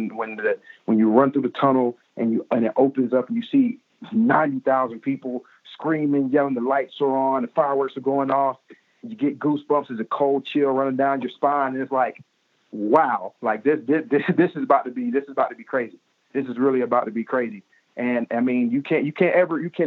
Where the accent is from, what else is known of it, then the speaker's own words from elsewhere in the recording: Polk County, Florida, United States; moved away as an adult; also born or lived in Tallahassee, Florida / Pittsburgh / Buffalo / Orlando; I'm from Polk County